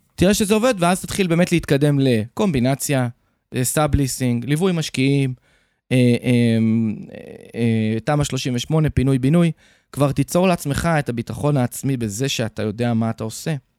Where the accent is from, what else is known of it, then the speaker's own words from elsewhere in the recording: Haifa, Haifa District, Israel; moved away as an adult; also born or lived in Tel Aviv / Ashdod; now in Jerusalem, Israel; נולדתי בתל אביב, בגיל שמונה עברנו לחיפה, אז אפשר להגיד שרוב הילדות שלי ביליתי בחיפה